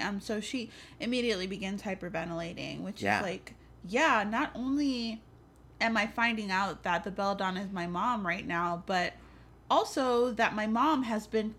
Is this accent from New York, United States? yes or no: yes; New York City, New York, United States; I'm also from the Bronx.